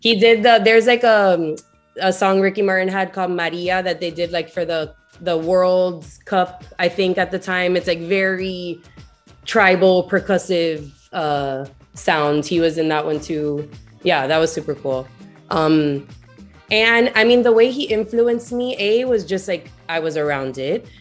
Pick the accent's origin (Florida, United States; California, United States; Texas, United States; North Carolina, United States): Florida, United States; Miami; also born or lived in New York City, United States; I'm from Miami proper, uh, but only first generation Miami